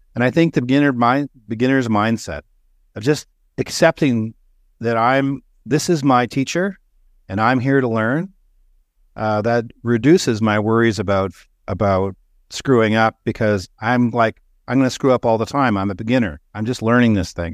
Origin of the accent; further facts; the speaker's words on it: Canada; I grew up in Canada